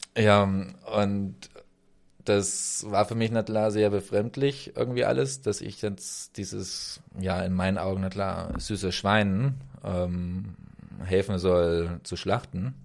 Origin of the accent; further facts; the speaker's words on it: Germany; moved away as an adult; also born or lived in Romania; bei uns in Deutschland. Ich bin 87 geboren